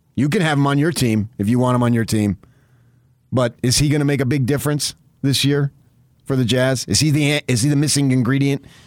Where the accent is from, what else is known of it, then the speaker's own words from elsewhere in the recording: United States; We're American